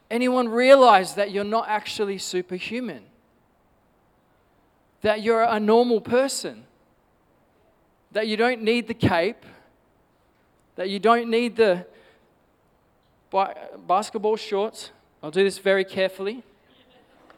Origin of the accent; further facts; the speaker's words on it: Perth, Western Australia, Australia; I grew up in Nollamara